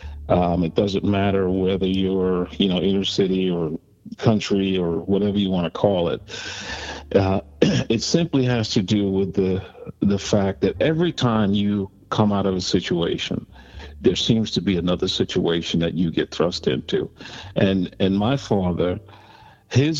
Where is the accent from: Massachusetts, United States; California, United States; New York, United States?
New York, United States; New York City; I grew up in Harlem, New York, and spent most of my time in the city of New York growing up as a young kid running the streets